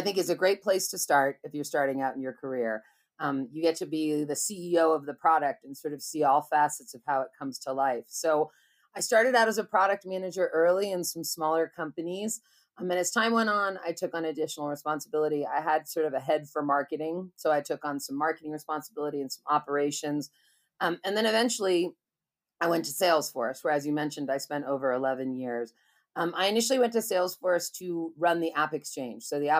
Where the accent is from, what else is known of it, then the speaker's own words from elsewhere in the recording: Berkeley, California, United States; And so I grew up in Berkeley, California, and went to college and everything.